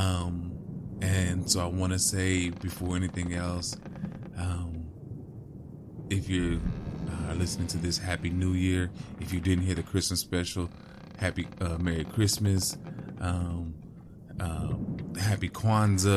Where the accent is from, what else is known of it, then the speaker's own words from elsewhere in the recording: West Coast, United States; I grew up on the West Coast